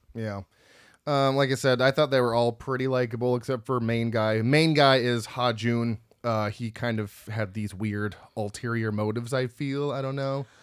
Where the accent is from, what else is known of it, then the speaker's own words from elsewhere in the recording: United States; I'm from America